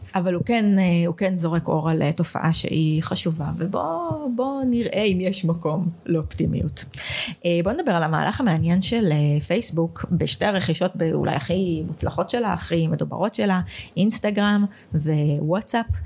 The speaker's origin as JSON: {"language": "Hebrew", "country": "Israel", "said": "ישראלים שרגילים למערכת אה, אה, בריאות ממלכתית"}